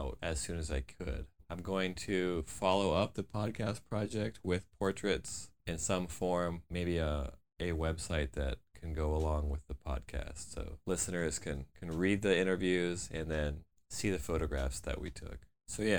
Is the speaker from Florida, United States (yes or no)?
yes; outside of the Fort Lauderdale area, Florida, United States; I'm also from Florida, outside of the Fort Lauderdale area